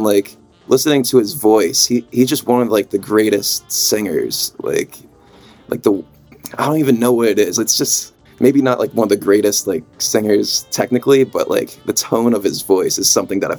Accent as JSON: {"language": "English", "region": "New York", "country": "United States", "said": "I don't know how I missed them my entire life being a New Yorker."}